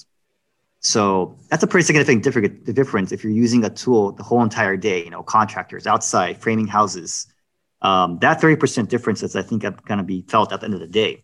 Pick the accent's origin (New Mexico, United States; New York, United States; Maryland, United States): New York, United States; I'm from New York